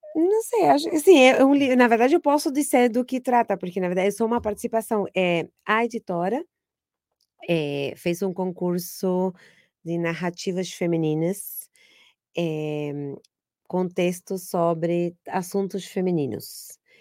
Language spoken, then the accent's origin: Portuguese; Argentina; Portuguese is a second language; moved away as an adult; now in Brazil; eu sou argentina